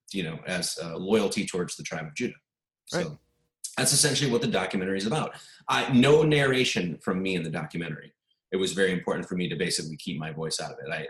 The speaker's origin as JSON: {"language": "English", "region": "Wisconsin", "country": "United States", "said": "I'm from Wisconsin"}